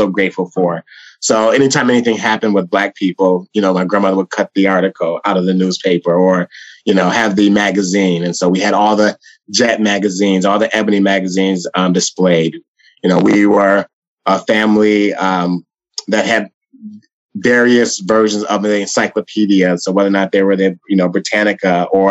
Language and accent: English; Saginaw, Michigan, United States; also born or lived in Detroit, Michigan; I grew up in Saginaw, Michigan, which is about 90 minutes north of Detroit. So around 13, 14, my parents divorced. And then that's when we, you know, me, my twin brother, my older sister, my grandmother and my mom, and my stepdad, we all, moved to Detroit